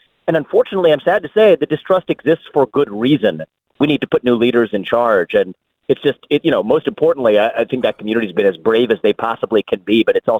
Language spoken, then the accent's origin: English; Ohio, United States; I was born and raised in Ohio. I'm talking to you from Ohio today.